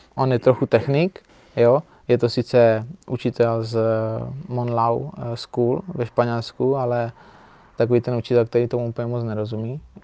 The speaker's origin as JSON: {"language": "Czech", "country": "Czechia", "said": "jsem Čech"}